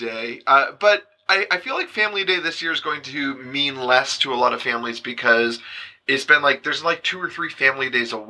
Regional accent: London, Ontario, Canada; now in Ottawa, Canada; I grew up in London

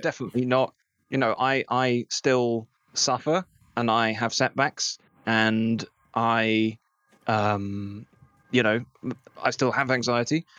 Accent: England, United Kingdom; we're English

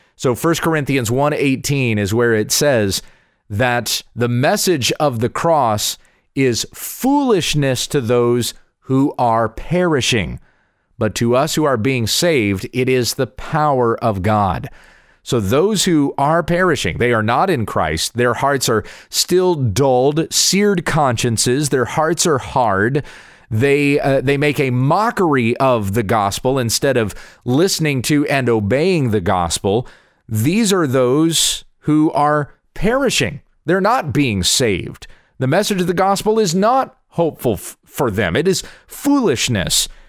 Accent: Southwest Kansas, United States; my hometown in Southwest Kansas

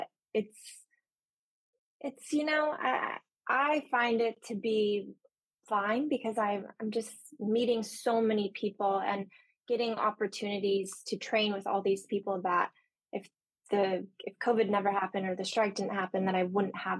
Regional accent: Santa Cruz, California, United States; moved away as an adult; also born or lived in San Francisco; now in Los Angeles, United States; I'm from Santa Cruz originally.

